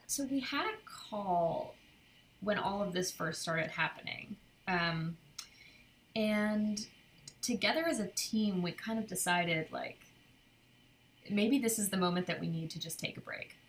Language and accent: English; Cornwall, New York, United States; moved away as an adult; now in Brooklyn, United States; my my parents are from where Kim and I grew up in Cornwall